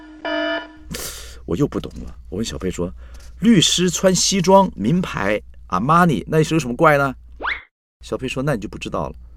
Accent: Taiwan; 两光是我们台湾人说这个人傻傻的，办事不牢靠

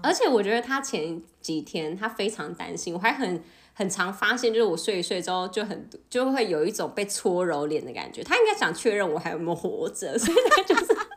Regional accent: South Korea; 因为我们韩国人真的是多不爱喝热水

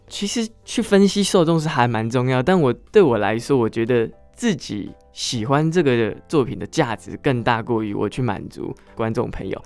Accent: Miaoli, Miaoli County, Taiwan; first language Hakka; moved away as an adult; also born or lived in Taichung; 我在苗栗长大，然后苗栗，是。我小时候没有离开苗栗

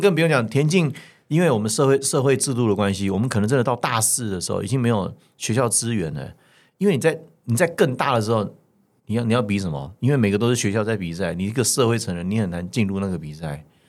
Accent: Taiwan; 我们是台湾长大的

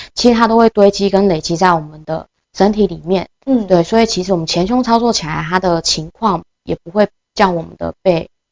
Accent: Taitung County, Taiwan; moved away; 希望把它带回就是我的家乡台东这样

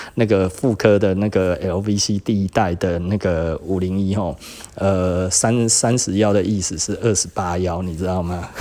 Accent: Taichung, Taiwan; also born or lived in Taipei; 我们非常的，非常的自豪，我们来自于Taichung

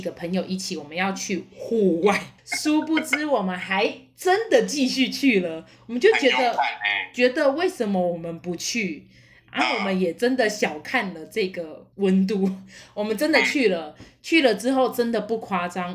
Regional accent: Taiwan; 我们台湾人还是没有习惯

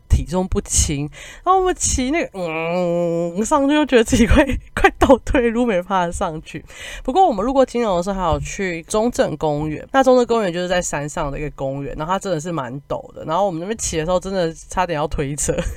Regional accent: Kaohsiung, Taiwan; 我是高雄人嘛

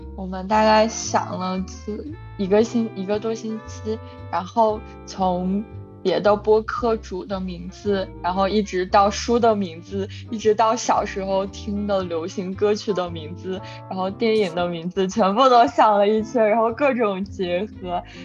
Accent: China; moved away; 然后我们三个人都是 original类来自中国

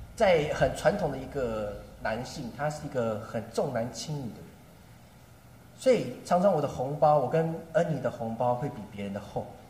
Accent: Taipei, Taiwan; moved away as an adult; now in Nankan, Taiwan; 从小到大天龙国长大的我

